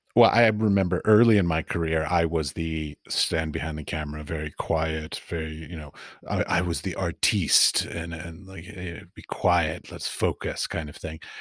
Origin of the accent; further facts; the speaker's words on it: United States; moved away as an adult; also born or lived in Middle East; as an American